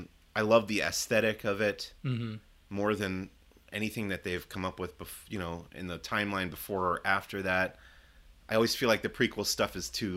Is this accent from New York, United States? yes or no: yes; Long Island, New York, United States; now in Burbank, United States; I grew up in the Northeast, Long Island, New York, where it got cold in the winter.